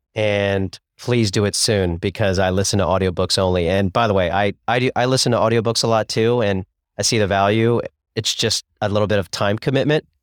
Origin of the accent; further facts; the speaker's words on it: Columbus, Ohio, United States; also born or lived in Cincinnati / Chicago; I grew up in Columbus, Ohio